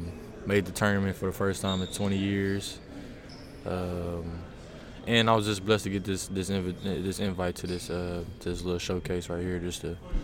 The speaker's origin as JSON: {"language": "English", "town": "Waco", "region": "Texas", "country": "United States", "moved": "yes", "lives_now": "Fort Worth, United States", "said": "I'm from Waco, so I stay in Fort Worth"}